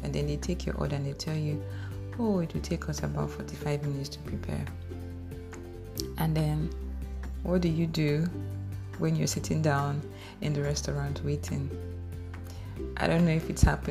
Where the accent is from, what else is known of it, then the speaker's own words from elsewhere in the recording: Warri, Delta, Nigeria; I grew up in Bendel Estate, in Warri, Nigeria